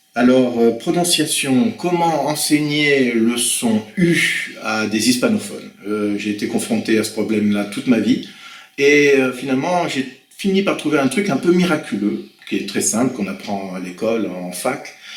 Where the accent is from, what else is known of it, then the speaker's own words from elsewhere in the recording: Blois, Centre-Val de Loire, France; moved away as an adult; also born or lived in Venezuela / French Antilles; je suis né à Blois en 1967